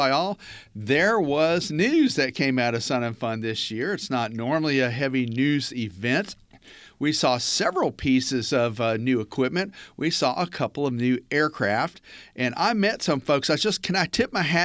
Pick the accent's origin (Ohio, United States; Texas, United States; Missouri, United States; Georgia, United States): Georgia, United States; Atlanta; accent: Atlantan; my distinctive Atlantan accent